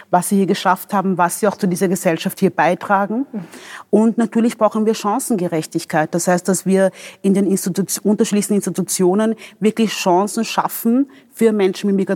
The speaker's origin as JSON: {"language": "German", "country": "DR Congo", "tie": "born there", "moved": "yes", "said": "Ähm, ich bin in der Demokratischen Republik Kongo geboren."}